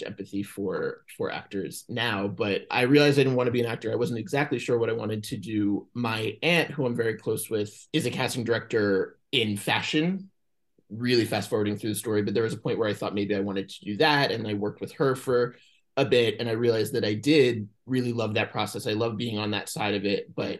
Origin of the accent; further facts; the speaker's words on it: Atlantic Beach, New York, United States; now in Los Angeles, United States; I grew up on Long Island in New York, just far Rockaway, a town called Atlantic Beach